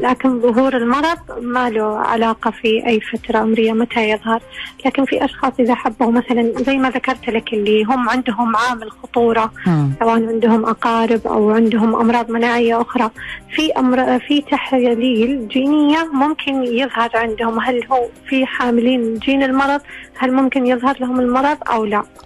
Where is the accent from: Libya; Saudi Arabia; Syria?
Saudi Arabia; عندنا في السعودية